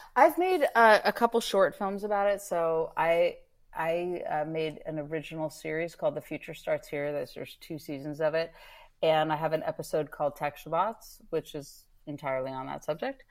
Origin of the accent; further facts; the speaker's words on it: Northern California, United States; I grew up in Northern California.